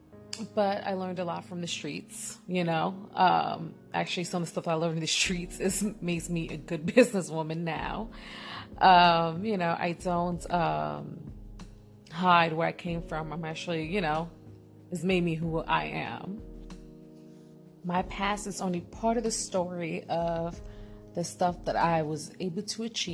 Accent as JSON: {"language": "English", "town": "New York City", "region": "New York", "country": "United States", "tie": "born or raised there", "said": "I'm actually born and raised in East New York, Brooklyn"}